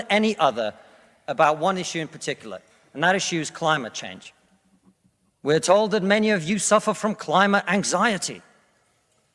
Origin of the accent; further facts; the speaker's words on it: Russia; now in United Kingdom; I come from Russia, which is not a poor country